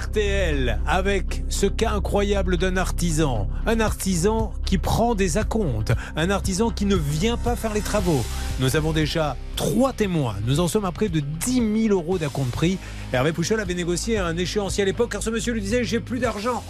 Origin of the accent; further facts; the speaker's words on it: Bordeaux, Nouvelle-Aquitaine, France; je suis bordelais